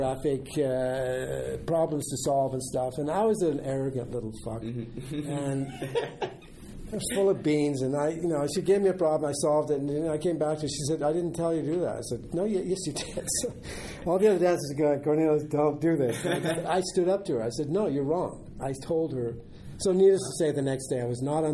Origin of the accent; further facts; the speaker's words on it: Germany; moved away; I was born in Germany. I'm German.